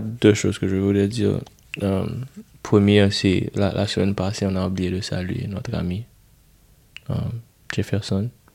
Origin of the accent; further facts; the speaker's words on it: Haiti; first language Haitian Creole; French is a second language; le créole, c'est ma langue maternelle